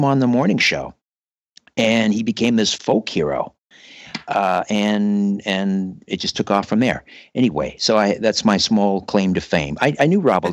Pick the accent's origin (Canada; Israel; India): Canada; Brantford, Ontario; now in Thornhill, Canada; I grew up in Brantford, Ontario, the home of Wayne Gretzky